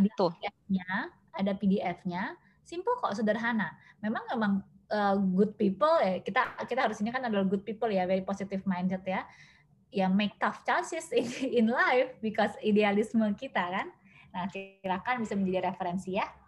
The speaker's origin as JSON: {"language": "Indonesian", "town": "Medan", "region": "North Sumatra", "country": "Indonesia", "moved": "yes", "lives_now": "Jakarta, Indonesia", "said": "asal saya dari Medan, tapi kalau sekarang itu ngekos di Jakarta"}